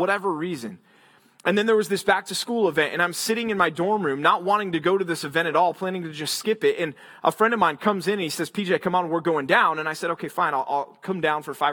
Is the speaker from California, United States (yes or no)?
no; Texas, United States; moved away as an adult; also born or lived in Philadelphia, Pennsylvania / Memphis, Tennessee; I grew up in Texas